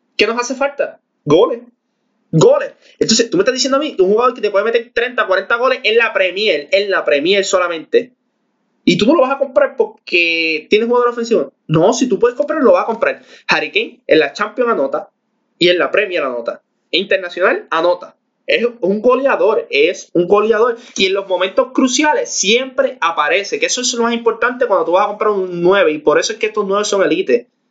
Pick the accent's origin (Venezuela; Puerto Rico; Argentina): Puerto Rico; nosotros que somos de Puerto Rico